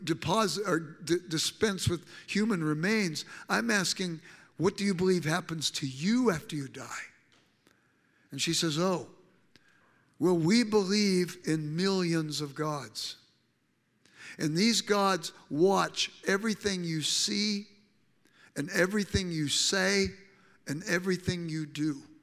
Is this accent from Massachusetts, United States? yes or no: no; Los Angeles, California, United States; I grew up in South Central Los Angeles